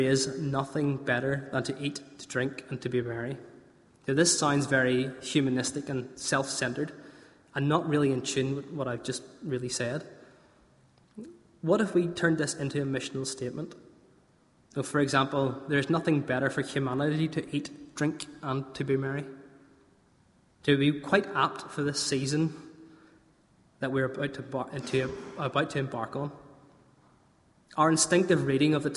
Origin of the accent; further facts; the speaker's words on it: Northern Irish, Northern Ireland, United Kingdom; we're Northern Irish, we're good hardy stock